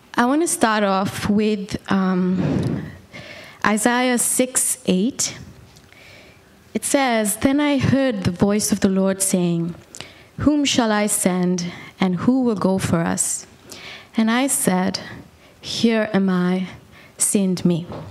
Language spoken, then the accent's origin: English; Bangalore, Karnataka, India; also born or lived in Bombay / Calcutta; I was born and raised in India